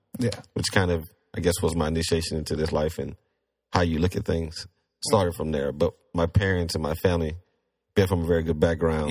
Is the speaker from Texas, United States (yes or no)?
yes; Galena Park, Texas, United States; I grew up in Galena Park, East Houston.